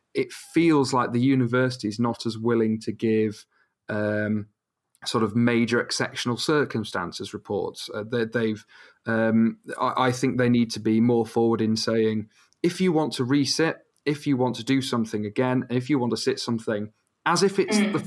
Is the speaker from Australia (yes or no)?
no; Rotherham, Yorkshire and the Humber, United Kingdom; now in York, United Kingdom; I'm from Rotherham, but I study in York